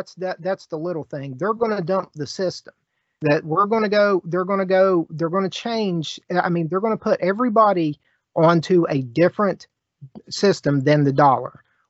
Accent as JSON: {"language": "English", "region": "West Virginia", "country": "United States", "tie": "born or raised there"}